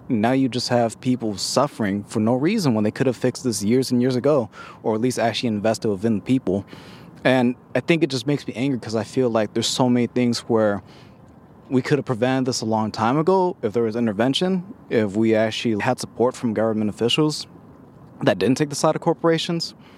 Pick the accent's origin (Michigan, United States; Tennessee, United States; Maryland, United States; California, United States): California, United States; Richmond; growing up in North Richmond